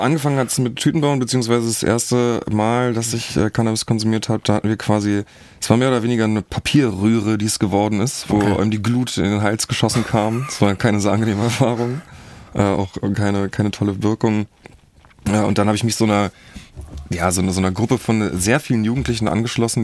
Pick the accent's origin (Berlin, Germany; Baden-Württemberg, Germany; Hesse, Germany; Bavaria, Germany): Berlin, Germany; Ich bin groß geworden in Zehlendorf, ziemlich behütet